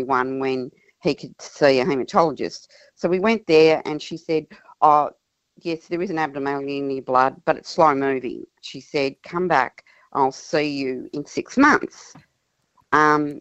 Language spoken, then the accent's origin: English; Tasmania, Australia; moved away as an adult; now in Mount Gambier, Australia; We were born and bred in Tasmania, and we moved over here to be closer to our daughter who lives in Mount Gambier